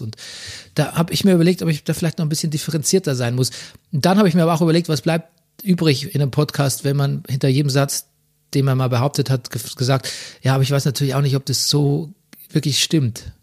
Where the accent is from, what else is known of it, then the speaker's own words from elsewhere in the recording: Southern Germany, Germany; now in Berlin, Germany; bei uns im Süden